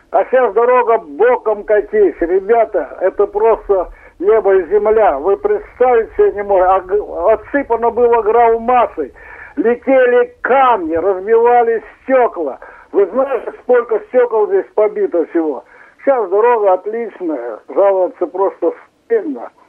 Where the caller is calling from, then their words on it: Bratsk, Irkutsk Oblast, Russia; Здравствуйте, я из Братска, тут по поводу дорог.